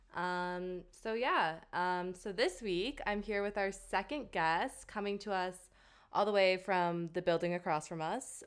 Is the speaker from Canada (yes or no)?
yes; Canada; moved away as an adult; now in Cork, Ireland; I'm a Canadian living in Cork, Ireland